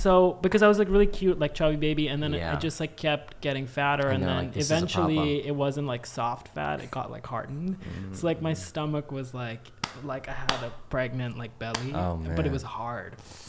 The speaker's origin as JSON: {"language": "English", "town": "New Delhi", "region": "Delhi", "country": "India", "tie": "born or raised there", "said": "I grew up in India."}